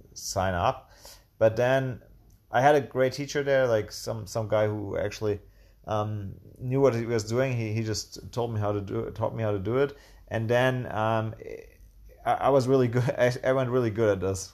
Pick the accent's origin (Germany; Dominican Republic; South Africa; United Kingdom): Germany; Tübingen, Baden-Württemberg; moved away as an adult; also born or lived in Münster, Germany; now in Chiang Mai, Thailand; I'm from Germany and, uh, a little town called Tübingen that's, which is near Stuttgart in the south of Germany. And, um, yeah, I grew up with, um, two sisters